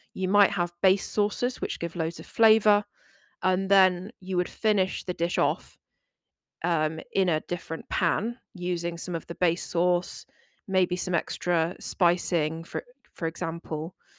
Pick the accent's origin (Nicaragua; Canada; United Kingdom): United Kingdom; England; England. um, today, which is my home country